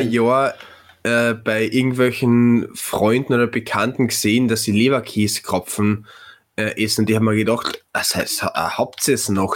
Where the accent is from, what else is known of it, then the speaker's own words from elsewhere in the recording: Klagenfurt, Carinthia, Austria; ich als Klagenfurter